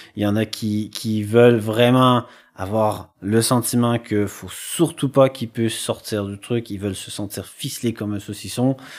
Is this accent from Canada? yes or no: yes; Quebec, Canada; moved away; j'ai grandi en campagne et que. Euh, bah, au Québec